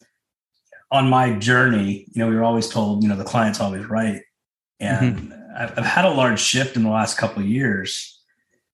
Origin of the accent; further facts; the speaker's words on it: Columbus, Ohio, United States; now in Mooresville, United States; I'm middle America, white boy, pretty boring. I came from Columbus, Ohio.